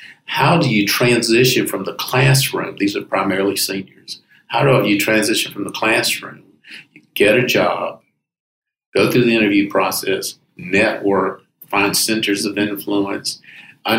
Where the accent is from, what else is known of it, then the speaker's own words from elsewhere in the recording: Greenville, South Carolina, United States; moved away as an adult; now in Charleston, United States; I'm from Greenville originally, mm-hmm. South Carolina